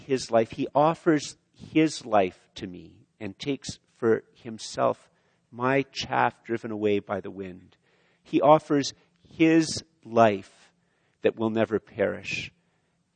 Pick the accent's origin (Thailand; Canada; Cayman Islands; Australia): Canada; I'm Canadian